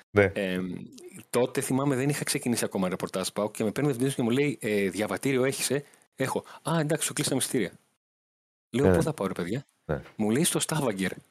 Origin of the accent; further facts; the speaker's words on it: Greece; Του λέω: Γεια σα, είμαι δημοσιογράφο από Ελλάδα.